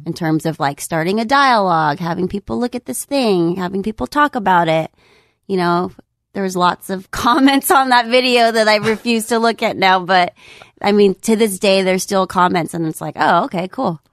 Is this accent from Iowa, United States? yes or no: no; San Jose, California, United States; I'm originally from the Bay Area. I'm from San Jose